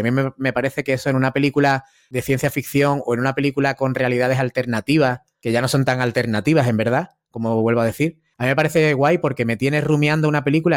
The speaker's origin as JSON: {"language": "Spanish", "town": "Málaga", "region": "Andalusia", "country": "Spain", "said": "Yo soy de Málaga"}